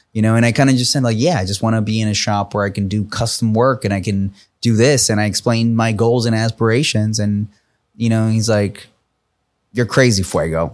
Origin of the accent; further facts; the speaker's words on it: New York, United States; I'm from New York